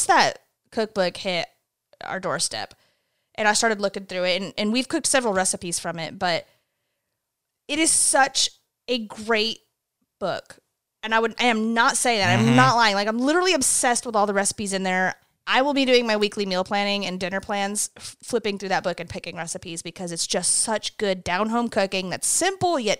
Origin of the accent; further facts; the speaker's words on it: South Glens Falls, New York, United States; moved away; it's in South Glens Falls, New York, my hometown